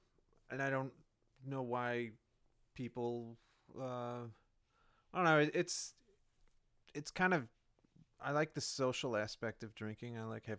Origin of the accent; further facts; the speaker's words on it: Chicago, Illinois, United States; I grew up in the Chicago suburbs.